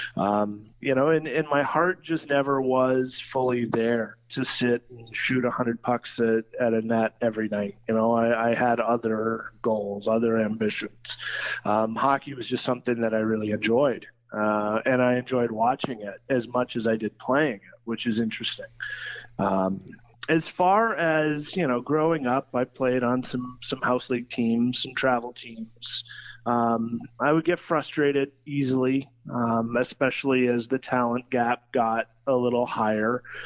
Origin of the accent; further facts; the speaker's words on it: Troy, Ohio, United States; also born or lived in London, Ontario, Canada; I'm from Troy. Uh, I was born here in Troy, um, raised mostly in Troy. I, I, split my childhood between two hometowns, uh, Troy, Ohio, and London, Ontario, Canada